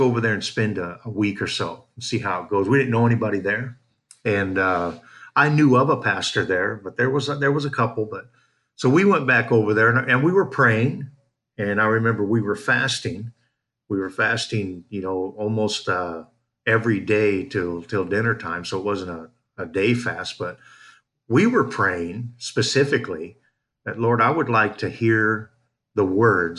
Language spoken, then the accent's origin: English; United States; moved away as an adult; also born or lived in Campeche, Mexico / Chetumal, Mexico; now in Mérida, Mexico; we're from Washington